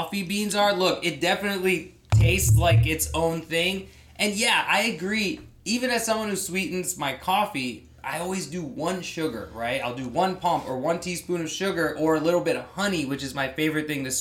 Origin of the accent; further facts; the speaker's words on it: Thailand; as a Pakistani who grew up in Thailand